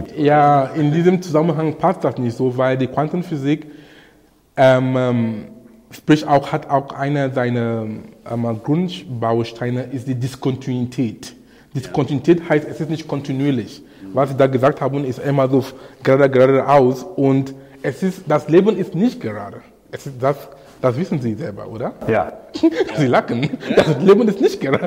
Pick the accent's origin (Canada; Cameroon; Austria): Cameroon; moved away; in Kamerun, wo ich herkomme